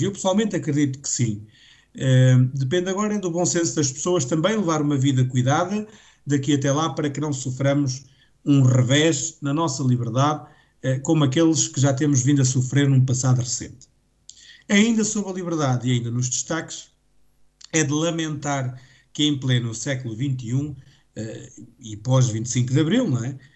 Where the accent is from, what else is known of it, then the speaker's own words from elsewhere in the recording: Portugal; enquanto português